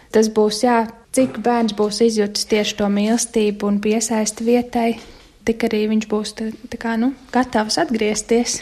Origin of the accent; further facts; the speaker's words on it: Latvia; moved away; mēs esam latvieši